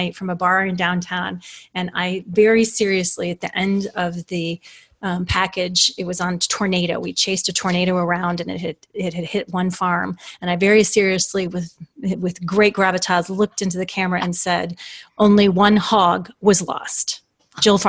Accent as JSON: {"language": "English", "region": "southeastern Iowa", "country": "United States", "tie": "born or raised there", "also_born_or_lived": "Thunder Bay, Ontario, Canada / Colorado", "moved": "as an adult", "said": "I was born in Thunder Bay, Ontario, Canada, and lived the first parts of my life in Canada. And then starting around school age, we moved to an interesting town of about 10,000 people in the southeastern part of Iowa, which is where I lived until I graduated from high school"}